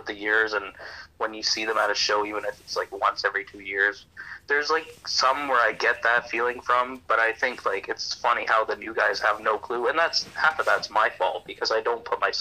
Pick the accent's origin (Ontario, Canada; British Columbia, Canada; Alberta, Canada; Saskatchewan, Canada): British Columbia, Canada; Campbell River; I grew up, this young Cuban kid, I grew up in Campbell River, British Columbia